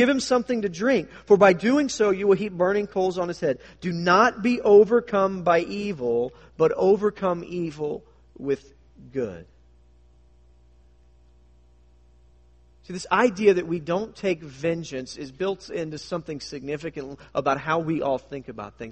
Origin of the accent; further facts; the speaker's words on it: United States; us as American Christians